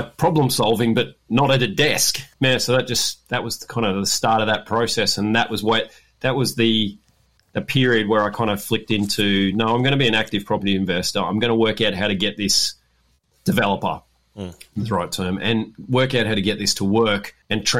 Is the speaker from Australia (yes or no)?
yes; Bellingen, New South Wales, Australia; moved away; also born or lived in Canberra / Newcastle; I grew up in Bellingen, mid-north coast, New South Wales.